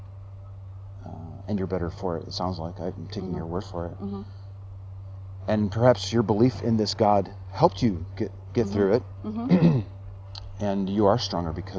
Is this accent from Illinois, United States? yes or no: yes; Chicago, Illinois, United States; now in San Antonio, United States; I grew up in Chicago